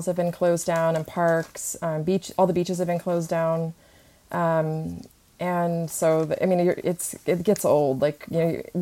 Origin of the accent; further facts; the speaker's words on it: Redding, California, United States; moved away as an adult; also born or lived in Fullerton, California / Sacramento / San Francisco; now in Los Angeles, United States; Originally I was born in Southern California, but I grew up in Northern California in Redding